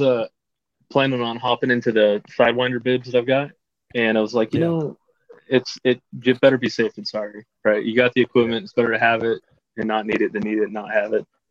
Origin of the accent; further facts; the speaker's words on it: Caldwell, Idaho, United States; I'm from Caldwell, Idaho, just on the outskirts of uh, Boise